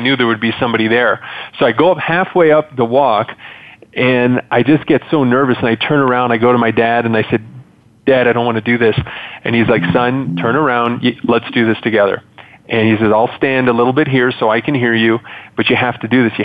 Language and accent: English; Montreal, Quebec, Canada; moved away; I was originally born and raised in Montreal, Canada